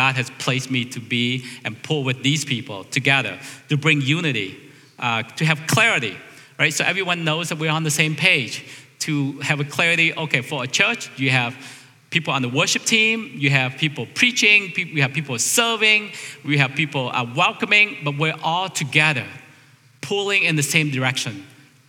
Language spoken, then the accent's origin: English; United States; As American